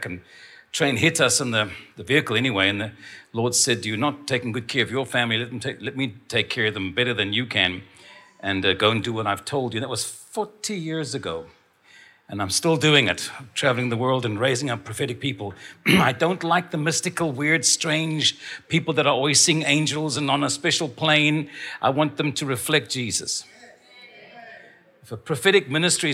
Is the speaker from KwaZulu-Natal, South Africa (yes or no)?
no; Stellenbosch, Western Cape, South Africa; I was born in Stellenbosch